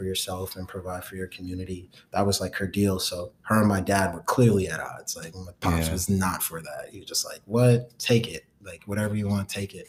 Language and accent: English; New York City, New York, United States; where I grew up in Brooklyn was Clinton Hills. I lived on Clinton and Myrtle